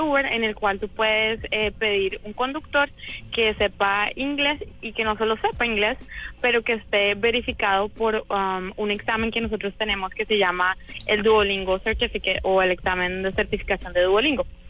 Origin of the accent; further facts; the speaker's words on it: Colombia; now in San Francisco, United States; yo también soy colombiana, pero he vivido hace mucho tiempo acá